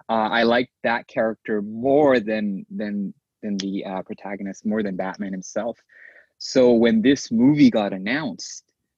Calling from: Japan; I'm calling in from Japan.

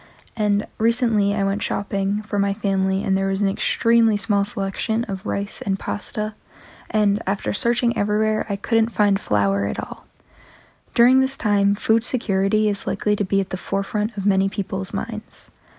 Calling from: New Hampshire, United States; I am reporting from Central New Hampshire.

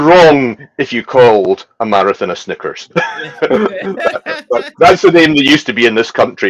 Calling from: Isle of Skye, Scotland, United Kingdom; Well, I am coming in from Scotland. I'm actually on the Isle of Skye in Scotland, one of the rural communities.

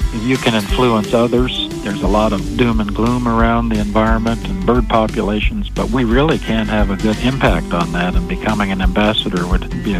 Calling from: Lincoln, Nebraska, United States; I'm calling from Lincoln, Nebraska.

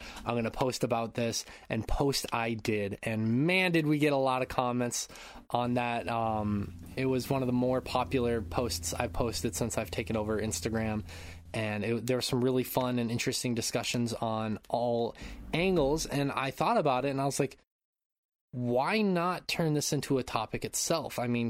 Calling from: Japan; I'm calling in from Japan.

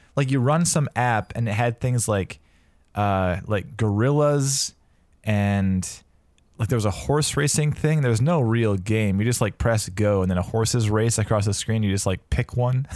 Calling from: Vancouver, British Columbia, Canada; I am calling in from Vancouver, British Columbia

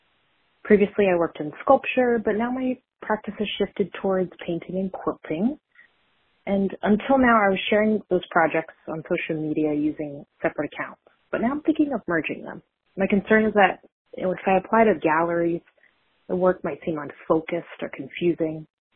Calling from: Portland, United States; Hi, Zach and Luke. … from Portland.

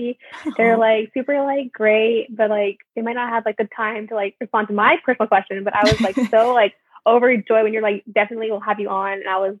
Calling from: San Francisco, California, United States; I'm joining from San Francisco.

